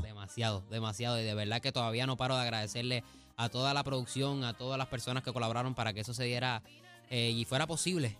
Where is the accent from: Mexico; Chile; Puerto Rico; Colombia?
Puerto Rico; Cidra; mi pueblo de Sidra